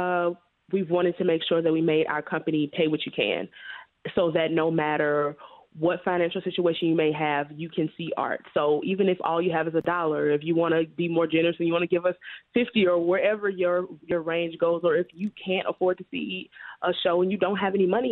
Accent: Baton Rouge, Louisiana, United States; moved away as an adult; now in Chicago, United States; I moved here in 2017, but I was born in Baton Rouge, Louisiana, and it was in a predominantly Black neighborhood

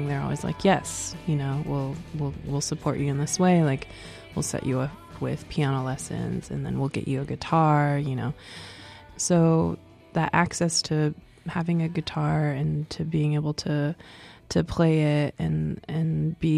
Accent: La Conner, Washington, United States; moved away as an adult; now in Portland, United States; I grew up going to LeConner Elementary, LeConner Middle School, LeConner High School

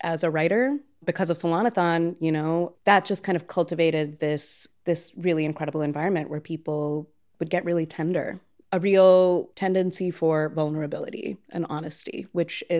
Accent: Chennai, Tamil Nadu, India; now in Chicago, United States; I grew up in Chennai, which is a Tamil-speaking city in the state directly south of the state that my family is kind of historically from.

